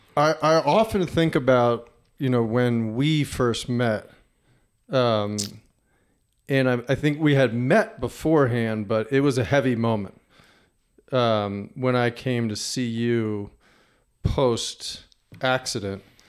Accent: New Jersey, United States; moved away; growing up in New Jersey

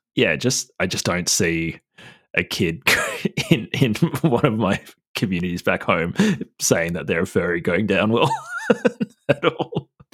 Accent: New South Wales, Australia; moved away; I'm from New South Wales originally, so a lot of my family

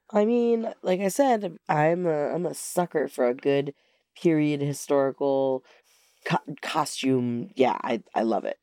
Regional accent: Alaska, United States; moved away; I'm originally from Alaska

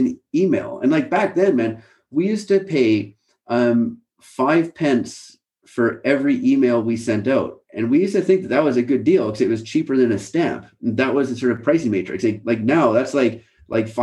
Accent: Canada; moved away as an adult; now in United Kingdom; I grew up in Canada

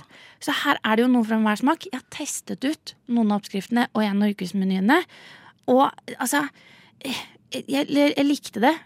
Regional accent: Southern Norway, Norway; som søring sitter her nede

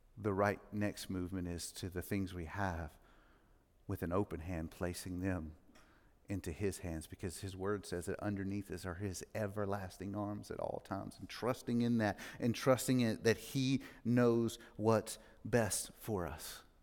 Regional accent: Mississippi, United States; now in Franklin, United States; I grew up in Mississippi, not a great part of Mississippi.

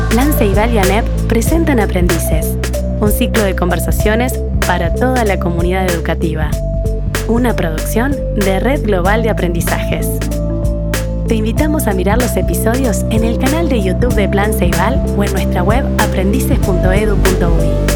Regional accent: Las Violetas, Canelones, Uruguay; yo me crié en Las Violetas, que es una zona de viñedos.

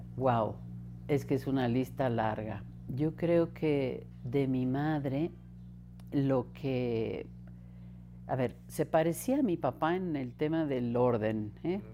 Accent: Mexico City, Mexico; first language Spanish; nacimos aquí en la Ciudad de México, crecí al sur de la ciudad

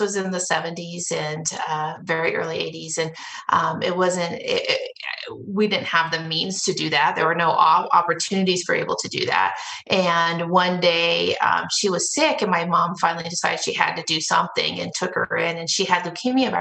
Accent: Denver, Colorado, United States; I was born and raised in Denver and Denver metro area

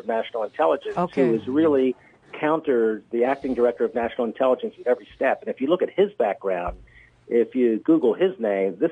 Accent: Bethesda, Maryland, United States; Bethesda, Maryland, my hometown.

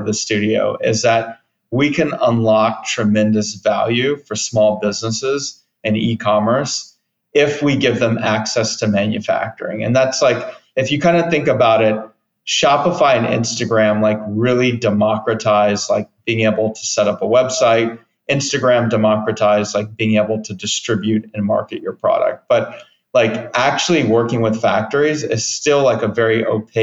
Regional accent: Pasadena, California, United States; also born or lived in Berkeley, California; I'm from Southern California, from LA, Pasadena area

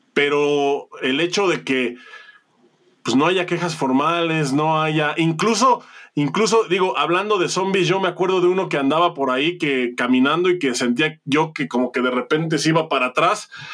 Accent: Mexico; yo soy mexicano

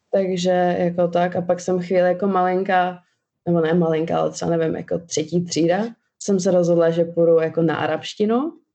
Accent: Czechia; first language Albanian; čeština, Protože jsem se tady narodila a chodila do školy, ale vždycky jsme si udržovali albánštinu jako mateřský jazyk

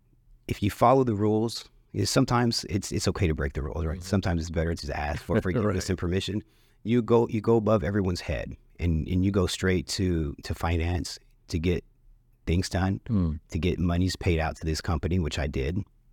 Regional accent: Dallas, Texas, United States; And I was born and raised in Oak Cliff, grew up in Oak Cliff, still live in Oak Cliff.

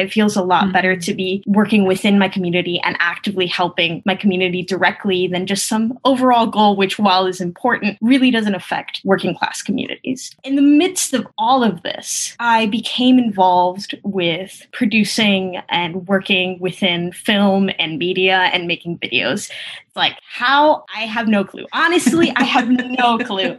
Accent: Hialeah, Florida, United States; English is a second language; I come from a working class neighborhood outside of Miami called Hialeah

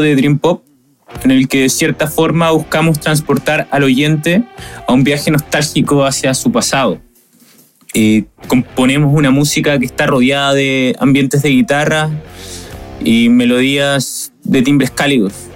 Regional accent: Santiago, Santiago Metropolitan Region, Chile; integrante de …. Somos de Santiago de Chile.

